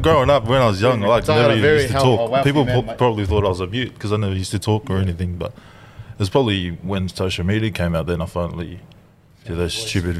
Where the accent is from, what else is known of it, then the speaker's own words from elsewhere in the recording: Melbourne, Victoria, Australia; first language Tongan; English is a second language; also born or lived in Tonga; Because I grew up in Melbourne